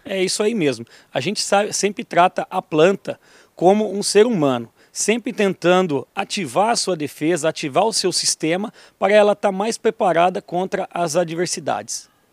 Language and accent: Portuguese; Brazil; also born or lived in Toledo; Eu nasci em Tupanci